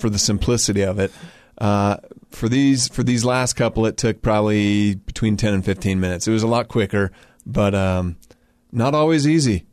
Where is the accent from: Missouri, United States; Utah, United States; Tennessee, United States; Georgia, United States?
Utah, United States; I grew up in Utah.